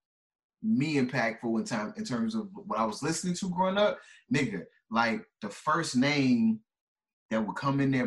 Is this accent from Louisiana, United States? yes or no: no; Chicago, Illinois, United States; moved away; also born or lived in Florida; I'm from Chicago